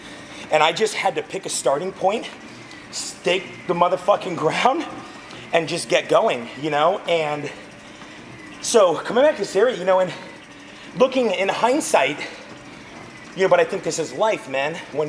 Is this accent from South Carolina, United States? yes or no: no; Visalia, California, United States; also born or lived in Fresno / Pasadena; now in Tulare, United States; I was born and raised in this area. I was born and raised in Visalia.